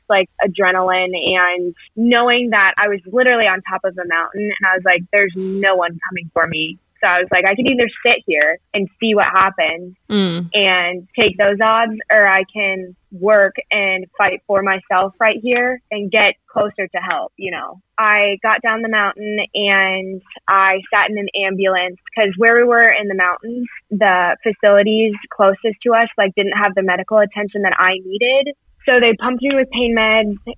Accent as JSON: {"language": "English", "region": "Colorado", "country": "United States", "said": "I'm from Colorado."}